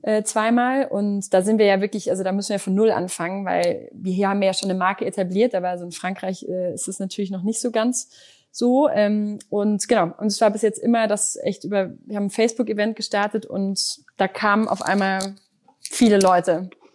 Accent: Düsseldorf, North Rhine-Westphalia, Germany; ich bin gebürt, gebürtige Düsseldorferin

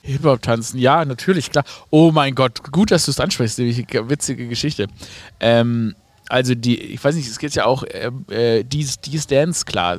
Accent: Stuttgart, Baden-Württemberg, Germany; accent: Swabian; wenn man, wie ich, im Schwabenland, in Stuttgart geboren wurde

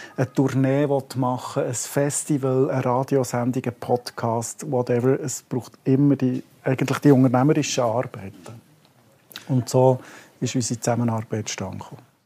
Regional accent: Bern, Switzerland; als Berner

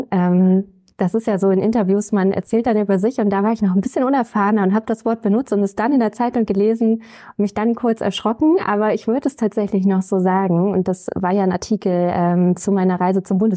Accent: Schleswig-Holstein, Germany; also born or lived in Kaltenkirchen; Ähm, mein Heimatort ist tatsächlich aber ein sehr kleines Dorf in Schleswig-Holstein, wo es eben kein Krankenhaus gibt.

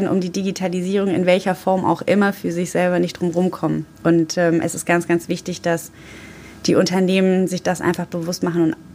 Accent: Düsseldorf, North Rhine-Westphalia, Germany; als Düsseldorferin und geborene Düsseldorferin, gibt es bei mir auch mal ein Alt.

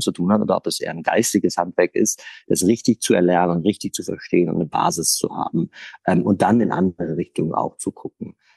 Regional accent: Essen, North Rhine-Westphalia, Germany; ich bin im Ruhrgebiet aufgewachsen, in Essen

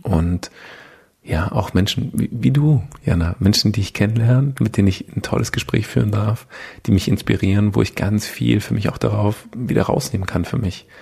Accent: with Mercedes, Baden-Württemberg, Germany; Bin halt so ein bisschen in der äh, Automobilhochburg äh, aufgewachsen bei Mercedes

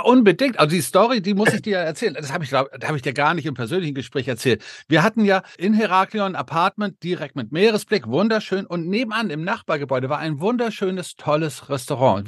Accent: Denmark; moved away; ich als gebürtiger Däne

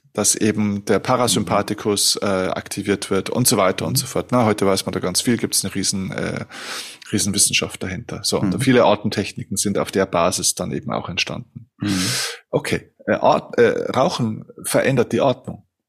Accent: Germany; bei uns in Deutschland

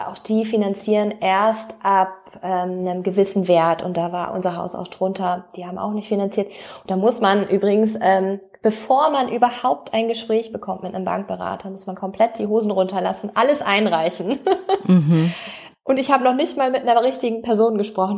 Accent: North Frisia, Schleswig-Holstein, Germany; moved away as an adult; also born or lived in Flensburg; now in Denmark; wir kommen aus der ähm, aus der Nordseeregion, Nordfriesland, also direkt andere Seite. Es ist eigentlich nur die, Grenze, die dänische Grenze entlangfahren von der Ostsee einmal rüber zur Nordsee. Dort kommen wir gebürtig her

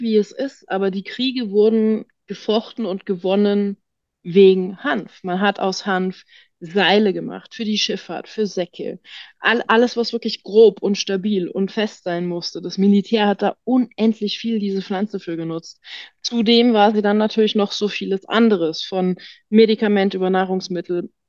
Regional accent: Germany; moved away; also born or lived in Tyrol, Austria; bin gebürtig Deutsche

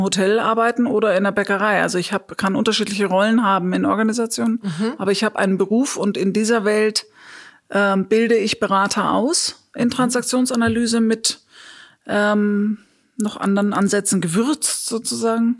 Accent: Munich, Bavaria, Germany; moved away; also born or lived in Australia / Nagold / Bielefeld; zurück nach München in meine Geburtsstadt

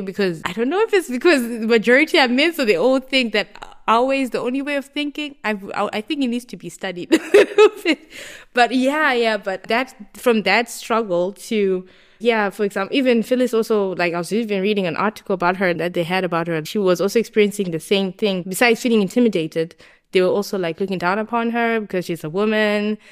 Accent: Harare, Zimbabwe; moved away as an adult; now in Kleve, Germany; I grew up in Zimbabwe, in Harare, And I did all my high school, my primary school, everything

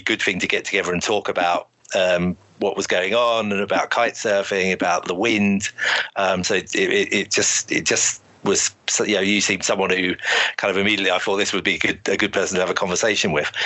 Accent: Shoreham-by-Sea, South East England, United Kingdom; moved away as an adult; also born or lived in London; I'm actually from Shoreham originally, um, which is a um, a port you know on the south coast in Sussex. Grew up there

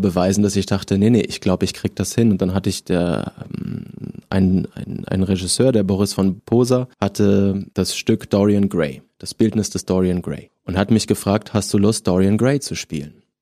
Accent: Southern Germany, Germany; now in Berlin, Germany; Eine aus Süddeutschland, da komme ich her

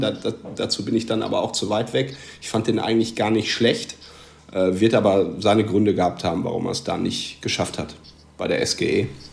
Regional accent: North Rhine-Westphalia, Germany; now in Münster, Germany; ich bin 36, bin Westfale

